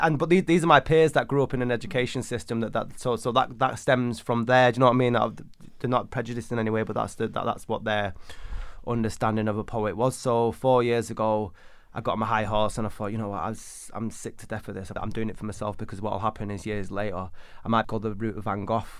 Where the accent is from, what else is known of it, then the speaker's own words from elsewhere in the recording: Manchester, North West England, United Kingdom; I grew up in 1980s Manchester